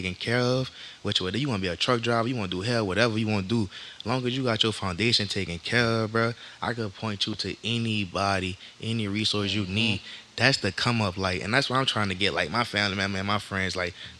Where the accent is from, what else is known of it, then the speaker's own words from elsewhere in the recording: Harvey, Louisiana, United States; also born or lived in New Orleans; I'm from Old Harvey